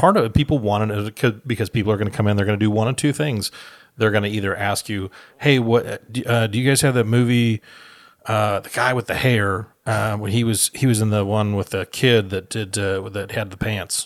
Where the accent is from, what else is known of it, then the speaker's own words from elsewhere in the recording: Austin, Minnesota, United States; the small town that we grew up in in Minnesota